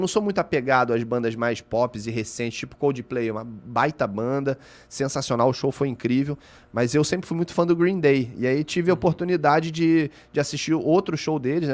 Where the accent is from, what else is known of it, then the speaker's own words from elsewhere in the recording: Rio de Janeiro, Brazil; also born or lived in Lapa / Tijuca; eu sou da Barra da Tijuca. Uhum. Eu nasci na Barra.